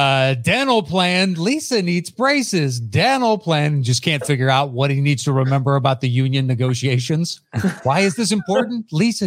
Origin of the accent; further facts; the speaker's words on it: Tennessee, United States; born there; also born or lived in West Virginia / Kentucky; Listen, I lived in West Virginia for 8 years. Are you kidding me? And Kentucky. I was born in Tennessee.